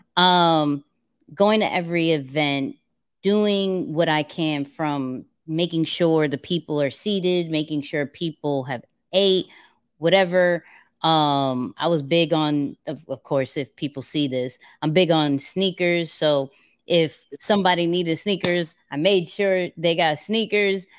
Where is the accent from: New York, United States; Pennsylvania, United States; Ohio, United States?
New York, United States; New York City; I'm a kid from Queens.